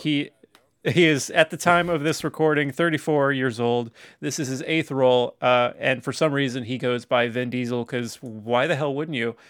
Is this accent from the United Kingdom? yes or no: no; Tacoma, Washington, United States; I was born in Tacoma